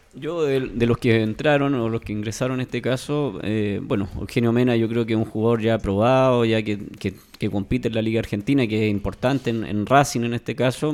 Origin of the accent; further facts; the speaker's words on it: Chile; A nosotros como, país o como fútbol chileno